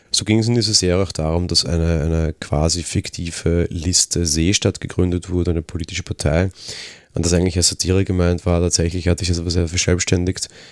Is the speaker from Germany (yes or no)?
no; Austria; als Österreicher